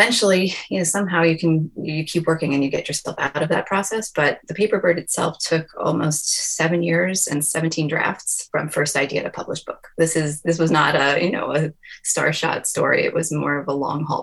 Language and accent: English; New York, United States; I'm a New Yorker